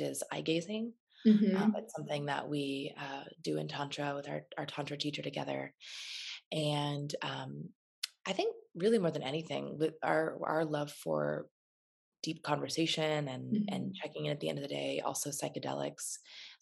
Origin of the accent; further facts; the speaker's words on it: Phelan, California, United States; also born or lived in Los Angeles, California; I grew up in a little tiny town in the desert called Phelan.